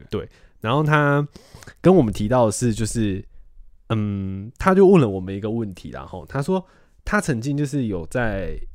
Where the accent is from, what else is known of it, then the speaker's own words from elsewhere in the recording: Taiwan; 身为台湾人